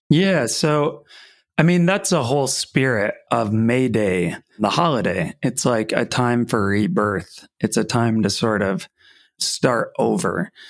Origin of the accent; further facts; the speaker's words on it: Ellsworth, Wisconsin, United States; I grew up in Ellsworth